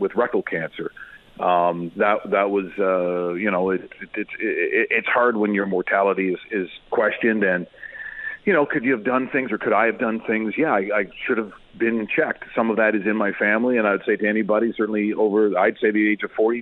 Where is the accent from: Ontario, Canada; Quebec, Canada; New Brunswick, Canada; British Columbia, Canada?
Ontario, Canada; also born or lived in Calgary, Alberta; I obviously born and raised in Ontario and worked the majority of my life, except for those 6.5 years in Calgary.